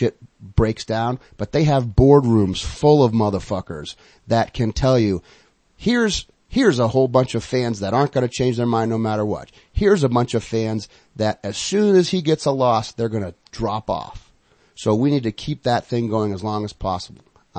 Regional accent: New England, United States; I'm from New England

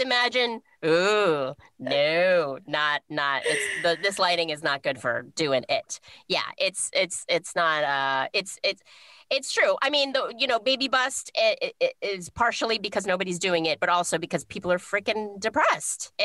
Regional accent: United States; I'm American

